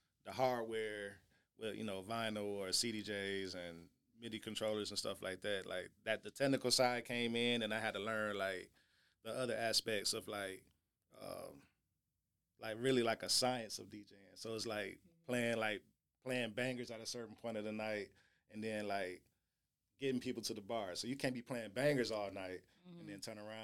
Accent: Atlanta, Georgia, United States; also born or lived in Tuscaloosa, Alabama / Flint, Michigan; I was born in Tuscaloosa, and then I was raised in Atlanta, Georgia.

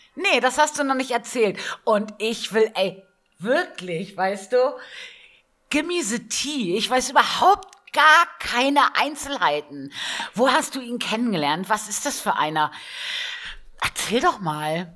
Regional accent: Northern Germany, Germany; now in Bavaria, Germany; Also ich komme ja ursprünglich aus Norddeutschland

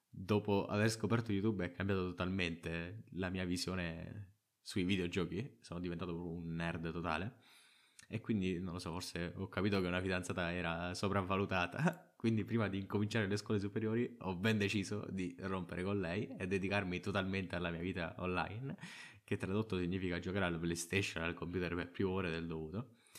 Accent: Trapani, Sicily, Italy; arrivata alle superiori, che almeno a Trapani sono una scuola che scegli tu

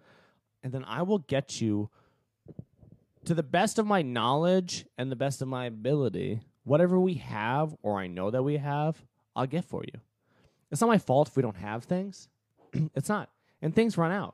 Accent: Massachusetts, United States; now in Florida, United States; I'm from Massachusetts

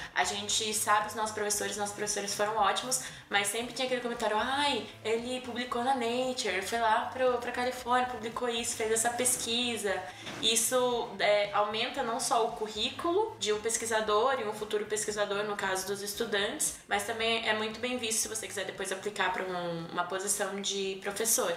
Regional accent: São Paulo, Brazil; moved away as an adult; also born or lived in Boston; now in Toronto, Canada; eu sou de São Paulo

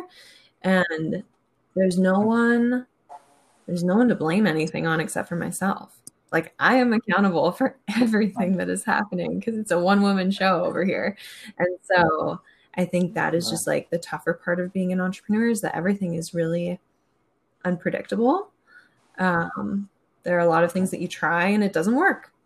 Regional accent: Minnesota, United States; moved away as an adult; also born or lived in Wisconsin / Arkansas; now in San Francisco, United States; I'm from Minnesota originally. Born and raised in Minnesota

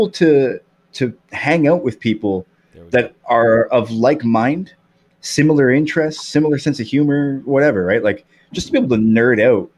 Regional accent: Canada; I'm from Canada

